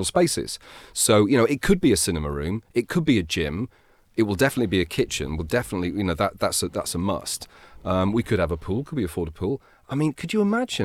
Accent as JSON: {"language": "English", "town": "Brighton", "region": "South East England", "country": "United Kingdom", "tie": "born or raised there", "said": "I see Brighton for what it is. I love my hometown"}